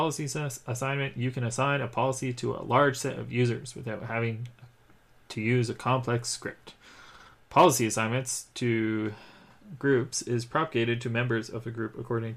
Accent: Canada; I am a Canadian

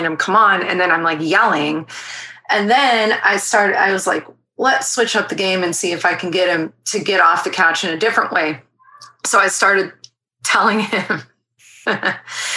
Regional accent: San Diego, California, United States; I'm from San Diego and my family lives here

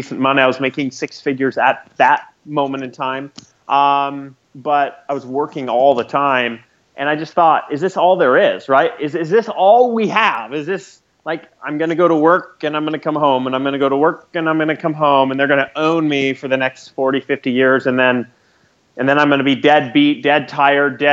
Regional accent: Lewistown, Montana, United States; I grew up in central Montana in a little town called Lewistown

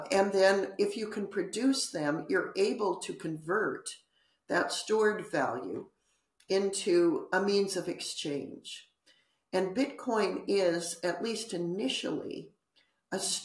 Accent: United States

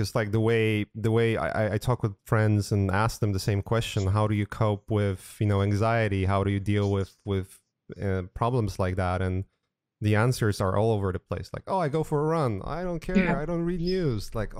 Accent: Poland; now in United States; I'm originally from Poland and I haven't been in Europe for years now. But I remember when I came to United States

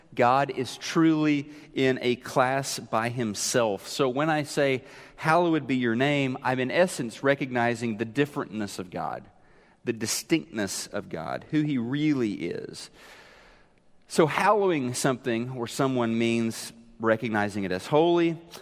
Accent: Neosho, Missouri, United States; moved away; I was remembering how we used to go to the skating rink in Neosho, Missouri.

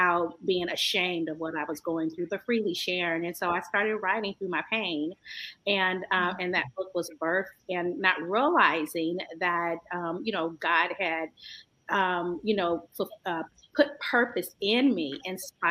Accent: San Francisco, California, United States; I'm from the San Francisco Bay Area, beautiful Northern Cali. By way of San Francisco

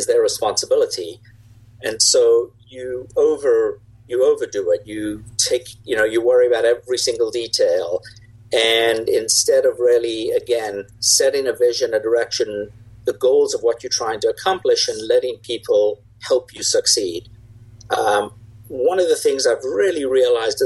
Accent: South Africa; moved away as an adult; now in United States; I grew up in South Africa, which is where the accent is from

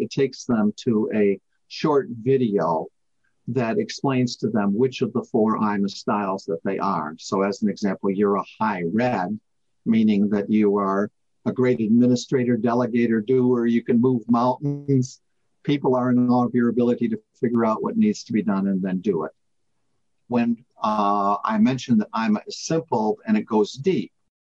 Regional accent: United States; now in United Kingdom; I live here in the UK, but I am an American

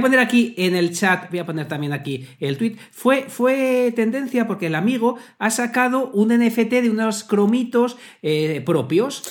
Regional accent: Salamanca, Castile and León, Spain; soy salmantino

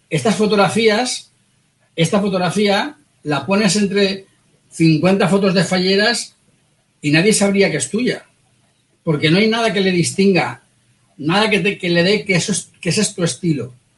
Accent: Valencia, Valencian Community, Spain; somos los dos de Valencia

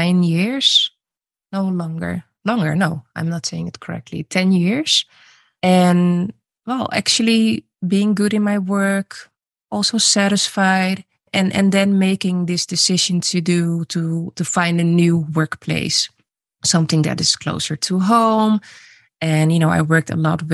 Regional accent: Netherlands; also born or lived in Suriname; I was born in Suriname. I moved to the Netherlands when I was 3 years old and I grew up in a mainly white city

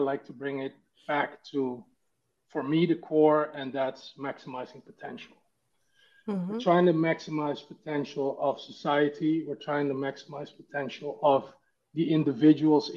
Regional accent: Netherlands; moved away as an adult; also born or lived in Amsterdam / Singapore; I grew up in the Netherlands

